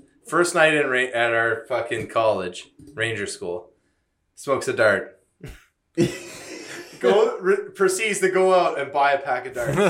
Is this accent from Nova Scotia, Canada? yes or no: yes; New Glasgow, Nova Scotia, Canada; moved away; I'm from New Glasgow